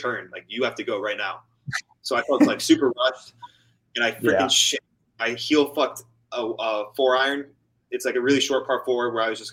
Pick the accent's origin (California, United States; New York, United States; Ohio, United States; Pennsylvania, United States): Ohio, United States; Portage County; my hometown event, the Portage County Am